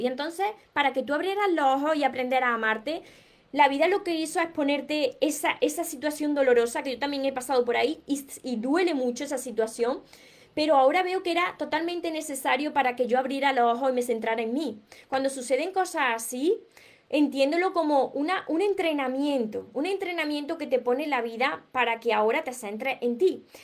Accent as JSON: {"language": "Spanish", "town": "Córdoba", "region": "Andalusia", "country": "Spain", "accent": "Andalusian", "said": "no pronuncio la S porque soy de, de Córdoba, Andalucía, entonces me como palabra. Como veréis, tengo un acento peculiar"}